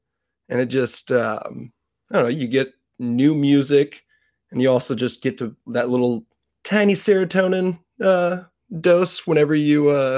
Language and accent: English; Kansas, United States; I'm fine with that. I'm from Kansas.